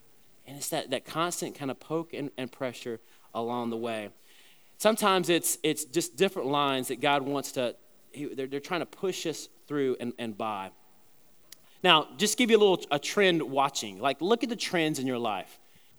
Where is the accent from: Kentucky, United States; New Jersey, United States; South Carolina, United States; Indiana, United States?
South Carolina, United States; the church that I was growing up in South Carolina